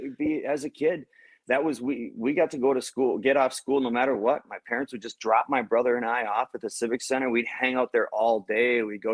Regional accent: Bloomington, Minnesota, United States; I remember growing up in Bloomington

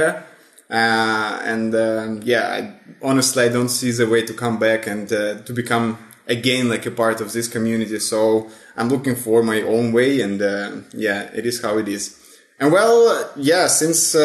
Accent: Russia; born or raised there; moved away as an adult; also born or lived in St. Petersburg, Russia; now in Italy

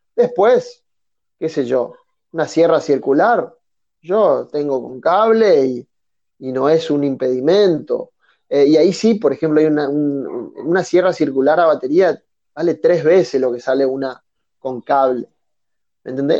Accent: Resistencia, Chaco, Argentina; soy oriundo de Resistencia, Chaco, al norte de Argentina

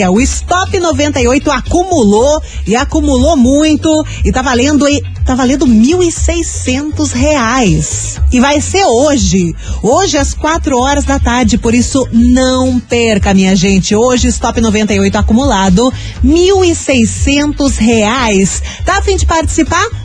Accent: São José dos Pinhais, Paraná, Brazil; sou aqui de São José dos Pinhais.

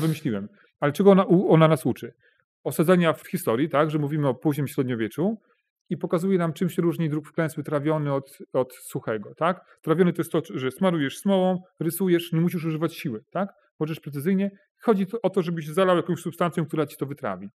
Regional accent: Bełchatów, Łódź Voivodeship, Poland; ja pochodzę z, czy wychowałem się w takim niedużym robotniczym mieście, jakim jest Bełchatów, to jest województwo, województwo łódzkie.

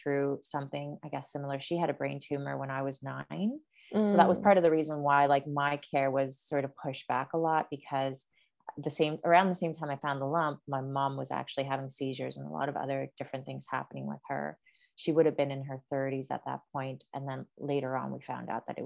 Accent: Asunción, Paraguay; moved away; also born or lived in Brazil; grew up in South America. So I was born in Brazil, but lived in Paraguay for 9 years. But the location where we lived in Asunción, and it's like the capital city of Paraguay

